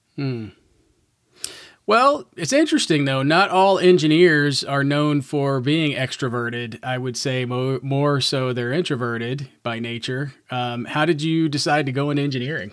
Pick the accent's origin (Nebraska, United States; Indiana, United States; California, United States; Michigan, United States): Indiana, United States; Southern; I grew up in Southern Indiana